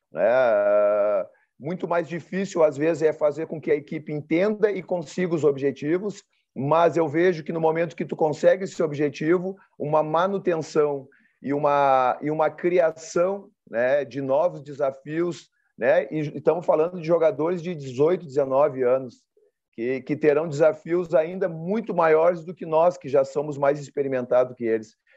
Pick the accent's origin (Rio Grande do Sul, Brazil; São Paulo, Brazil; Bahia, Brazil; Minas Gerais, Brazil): Rio Grande do Sul, Brazil; Porto Alegre; eu sou oriundo de Porto Alegre